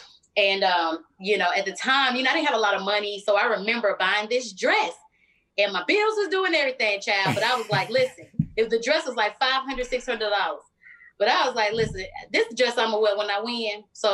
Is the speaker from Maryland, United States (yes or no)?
no; Philadelphia, Pennsylvania, United States; accent: country twang; So, you know, I talk a little different. I got a country twang. I'm from Philly, but Atlanta is all up inside of me.